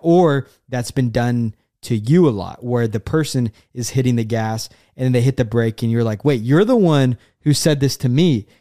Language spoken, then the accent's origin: English; Oklahoma, United States; moved away as an adult; also born or lived in Florida; I'm from Oklahoma